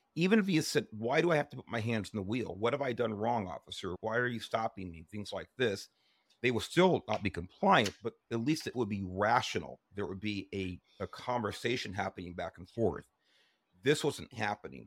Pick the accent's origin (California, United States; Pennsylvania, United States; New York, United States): California, United States; Los Angeles; I grew up in Southeast Los Angeles